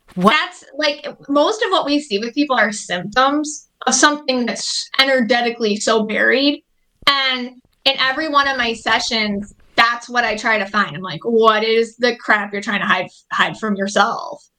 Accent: Buffalo, New York, United States; I'm from Buffalo, New York

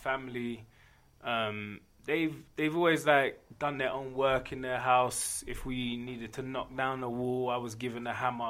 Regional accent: London, United Kingdom; now in Denver, United States; I'm originally from London, England, but I've been in and around Denver since like 1998.

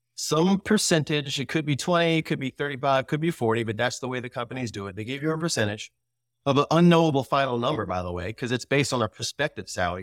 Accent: United States; we grew up in America

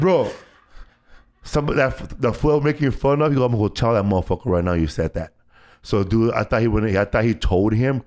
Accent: Los Angeles, California, United States; I grew up in Boyle Heights

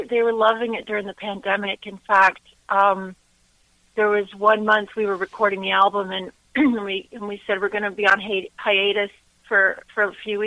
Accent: Ontario, Canada; I grew up here in Ontario, Canada, and my grandmother was Transylvanian

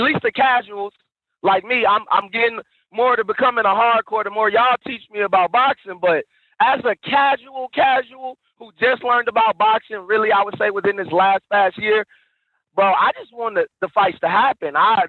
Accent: Alabama, United States; now in Boston, United States; I'm from Alabama, but I don't even, I live in Boston, so I'm everywhere.

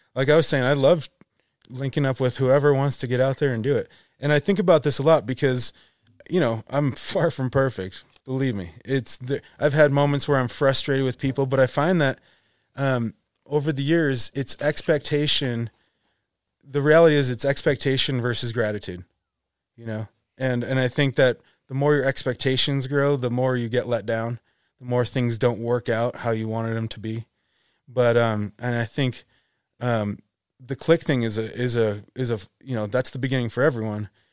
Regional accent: Buffalo, New York, United States; moved away; also born or lived in Vermont; growing up in Buffalo

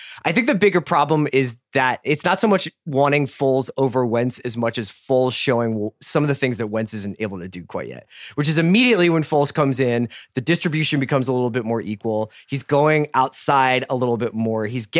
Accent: Philadelphia, Pennsylvania, United States; I'm from Fairmount, which is right in Philadelphia.

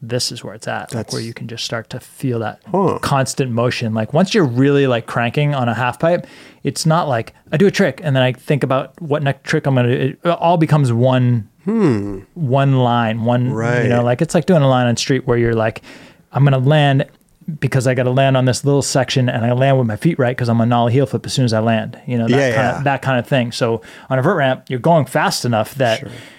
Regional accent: New England, United States; Like for me, like growing up in New England, it was skateboarding.

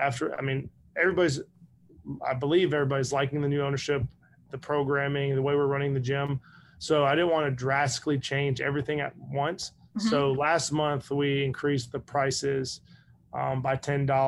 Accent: Northern Virginia, United States; now in Saraland, United States; I'm from Northern Virginia.

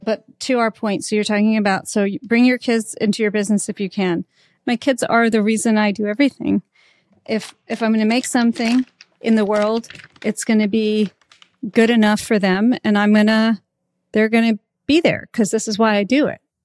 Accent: Alabama, United States; moved away; I came from Alabama

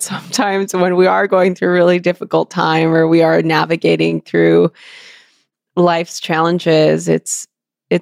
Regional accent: Los Angeles, California, United States; I grew up in East

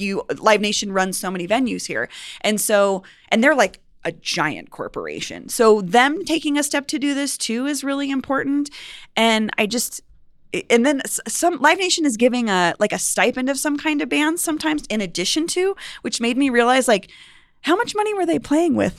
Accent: Cherry Creek, Colorado, United States; I grew up on the Cherry Creek

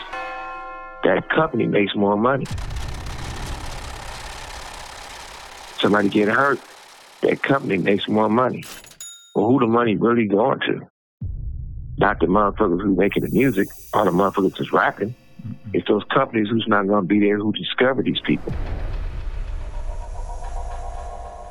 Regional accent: West Coast, United States; I'm born and raised on the West Coast

